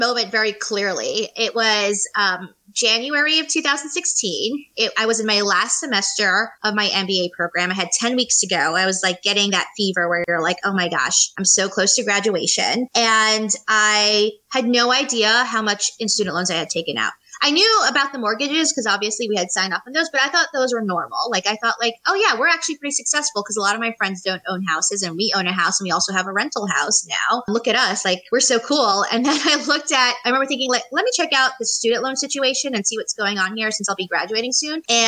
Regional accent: New York City, New York, United States; moved away as an adult; now in Charlotte, United States; I am originally from New York City

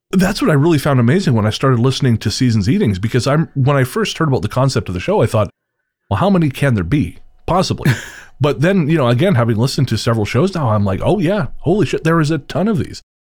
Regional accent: Revelstoke, British Columbia, Canada; moved away; back in Revelstoke, in my hometown

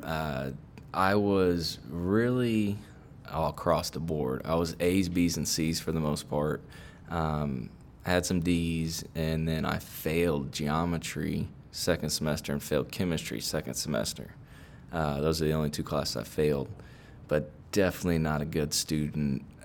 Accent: Sugar Land, Texas, United States; I've actually was born and raised in Sugarland.

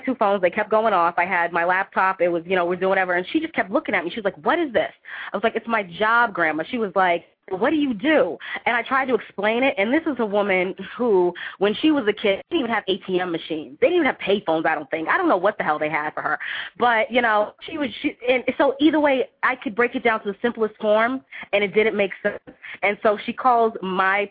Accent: Boston, Massachusetts, United States; now in West Coast, United States; I'm originally from Boston, born and raised, I'm an East Coast, New England girl

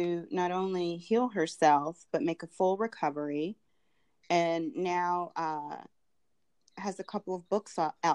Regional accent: Durham, North Carolina, United States; moved away as an adult; also born or lived in Los Angeles, California; now in Atlanta, United States; I grew up in Durham, North Carolina, kind of near the Research Triangle Park, where Duke University is located.

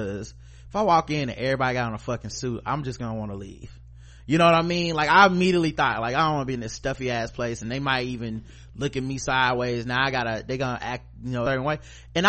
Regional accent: United States; Cause, you know, I'm an American citizen.

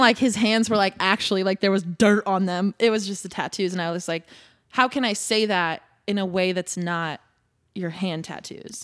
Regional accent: Indiana, United States; also born or lived in Nashville, Tennessee; now in Los Angeles, United States; I grew up in Indiana, um, but spent a lot of time in Nashville

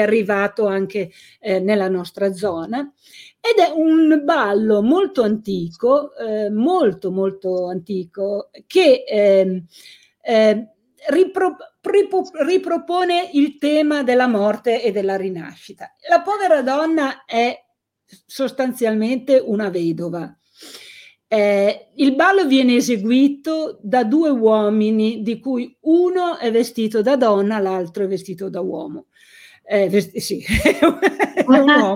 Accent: Carbonara Scrivia, Piedmont, Italy; Carbonara, che era il mio paese, negli anni Ottanta

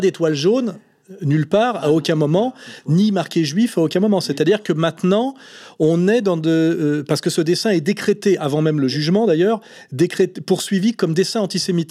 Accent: Aix-les-Bains, Auvergne-Rhône-Alpes, France; je suis né à Aix-les-Bains, qui est une, ville, petite ville de la Savoie

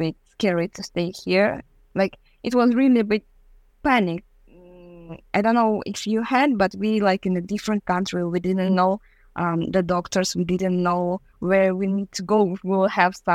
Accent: Kazakhstan; English is a second language; moved away as an adult; also born or lived in Kyrgyzstan / London; I will say from Kazakhstan

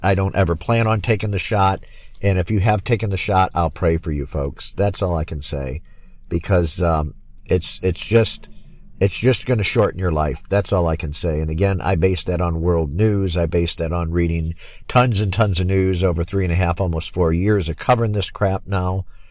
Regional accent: Michigan, United States; also born or lived in Florida; I'm back here now in my home state of Michigan

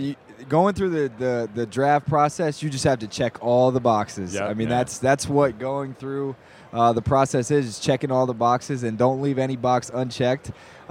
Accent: Bear, Delaware, United States; Bear, Delaware.

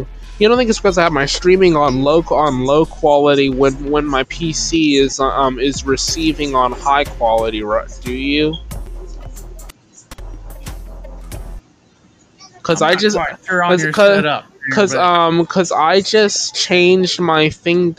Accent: the Carolinas, United States; I'm from the Carolinas

